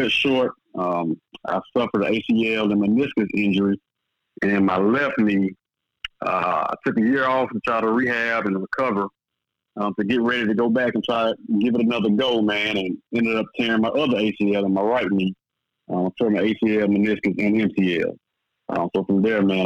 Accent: Jackson, Mississippi, United States; moved away as an adult; also born or lived in New Orleans, Louisiana / Europe; I'm from Jackson, Mississippi

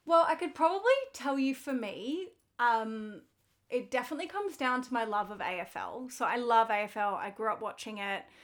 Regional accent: Melbourne, Victoria, Australia; I grew up in Melbourne

